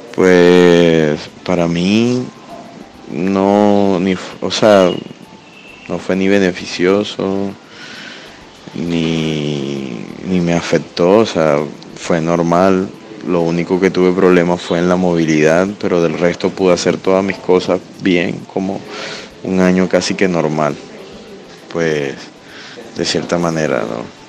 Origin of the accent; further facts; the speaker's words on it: Caribbean Region, Colombia; soy artista visual del Caribe